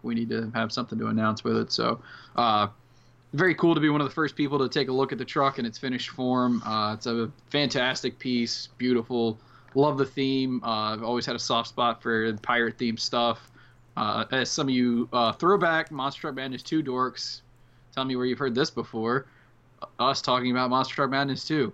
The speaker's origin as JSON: {"language": "English", "area": "Outer Banks", "region": "North Carolina", "country": "United States", "tie": "born or raised there", "said": "the Outer Banks, North Carolina, where I'm from"}